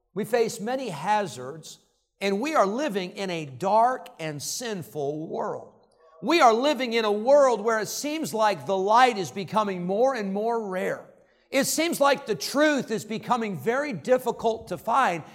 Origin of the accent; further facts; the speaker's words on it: Illinois, United States; I grew up in Illinois